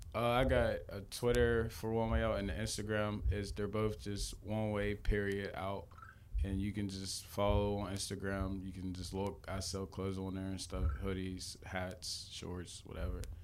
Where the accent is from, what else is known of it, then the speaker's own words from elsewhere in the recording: McKees Rocks, Pennsylvania, United States; I'm from McKees Rocks, Pennsylvania. That's a, a small town in Pittsburgh